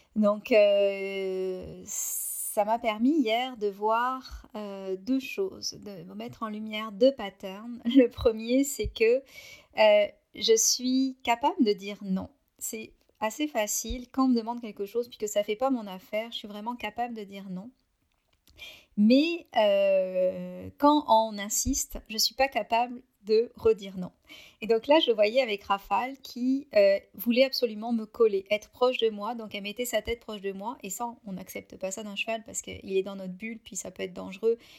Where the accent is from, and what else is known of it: France; moved away as an adult; now in Canada